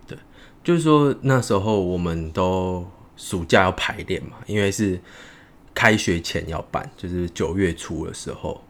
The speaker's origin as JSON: {"language": "Chinese", "region": "Tainan", "country": "Taiwan", "also_born_or_lived": "Taipei", "moved": "as an adult", "said": "我是台南人嘛"}